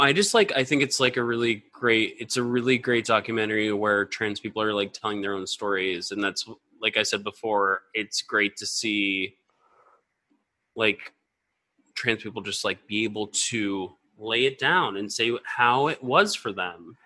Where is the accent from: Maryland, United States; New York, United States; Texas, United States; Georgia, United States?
Georgia, United States; Atlanta area; the Atlanta area, and that's where I grew up